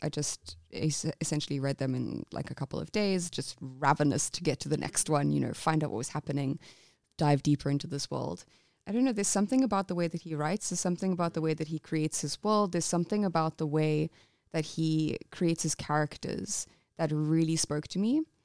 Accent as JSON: {"language": "English", "region": "England", "country": "United Kingdom", "said": "I'm English."}